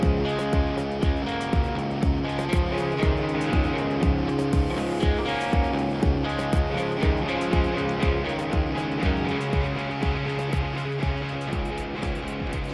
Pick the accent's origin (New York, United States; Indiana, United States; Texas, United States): New York, United States; Utica; I grew up on Ballantyne Bray in South Utica, and then I moved away, and then I came back within walking distance from where I grew up